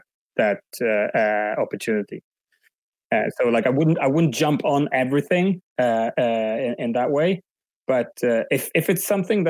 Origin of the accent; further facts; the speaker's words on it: Umeå, Västerbotten County, Sweden; first language Swedish; English is a second language; moved away as an adult; also born or lived in London, England; now in Barcelona, Spain; at the moment I'm in Umeå, which is my hometown up north in Sweden